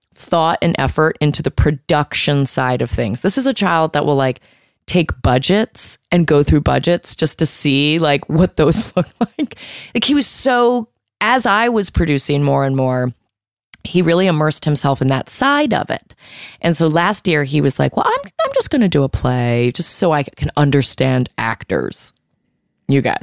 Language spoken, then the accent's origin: English; Virginia, United States; I'm from Virginia.